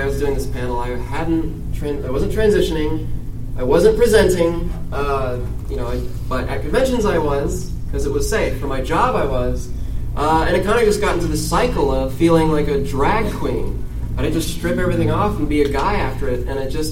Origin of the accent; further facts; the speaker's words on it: San Diego, California, United States; I'm from San Diego. It's pretty progressive.